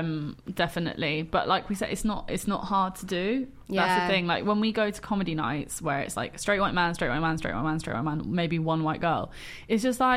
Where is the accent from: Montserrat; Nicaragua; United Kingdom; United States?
United Kingdom; London; we're both from London.